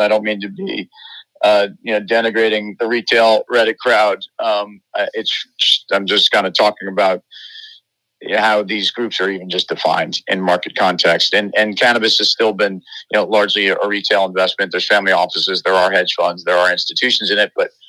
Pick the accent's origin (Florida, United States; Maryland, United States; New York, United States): New York, United States; I'm a New Yorker, and, you know, I live amongst diversity and embrace it.